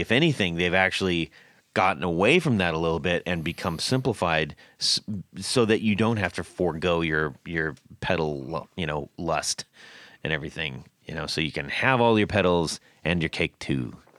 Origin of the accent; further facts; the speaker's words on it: California, United States; I grew up in California